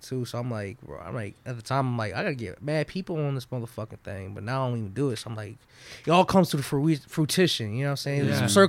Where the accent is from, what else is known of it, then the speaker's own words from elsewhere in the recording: New York City, New York, United States; moved away; Originally from New York, man.